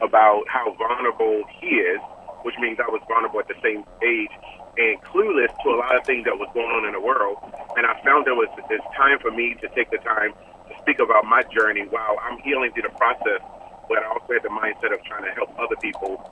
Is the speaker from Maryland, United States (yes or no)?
yes; Baltimore, Maryland, United States; now in Arizona, United States; I was born and raised in Baltimore, Maryland, and I currently reside in Arizona.